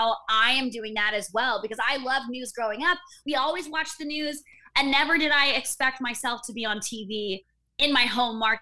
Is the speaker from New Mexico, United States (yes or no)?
no; Enumclaw, Washington, United States; I grew up in Enumclaw, Washington